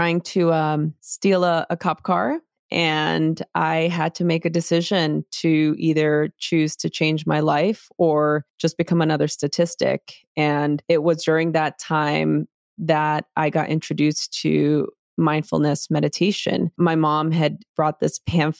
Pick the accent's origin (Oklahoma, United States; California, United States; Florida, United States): California, United States; Los Angeles; I grew up in East LA during the LA riots in a very chaotic environment.